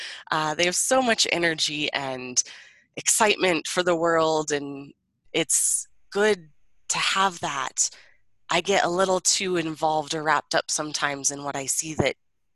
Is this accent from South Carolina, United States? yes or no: no; Colorado, United States; also born or lived in Maryland / Iowa / Florida; And I was born in Maryland and my brother in DC, but we moved to Colorado when I was about 4 or 5 years old. Wow. And I've lived here ever since, except for college. I went to Iowa and then came right back to Colorado.